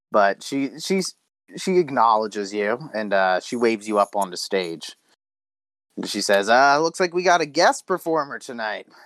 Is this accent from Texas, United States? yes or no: yes; Texas, United States; I'm from Texas, but I suppose we can play that.